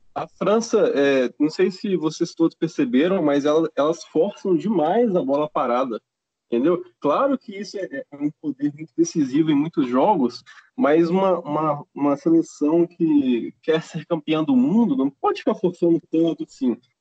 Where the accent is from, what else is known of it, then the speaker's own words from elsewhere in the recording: Belo Horizonte, Minas Gerais, Brazil; sou de Belo Horizonte